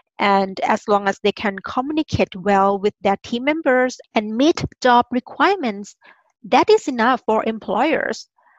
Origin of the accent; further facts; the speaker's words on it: Thailand; English is a second language; moved away; And you know, I'm originally from Thailand. We call ourselves monotone people. We have just one tone.